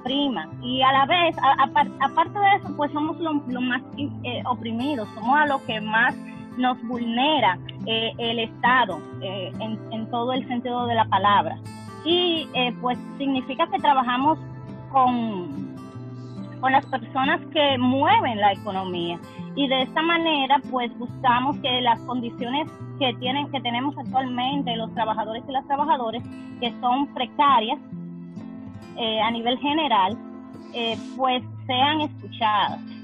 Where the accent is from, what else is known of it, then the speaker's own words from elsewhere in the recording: Distrito Nacional, Dominican Republic; also born or lived in Santo Domingo (capital); de República Dominicana, específicamente de un sector de una de las provincias de Santo Domingo